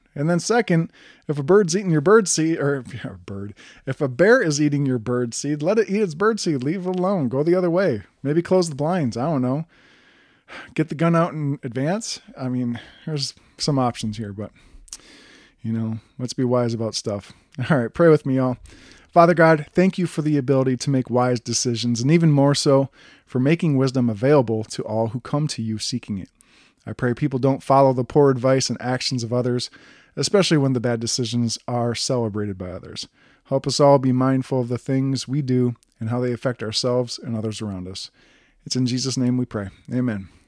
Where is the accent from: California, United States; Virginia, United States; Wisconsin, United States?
Wisconsin, United States; moved away; I'm originally from Wisconsin.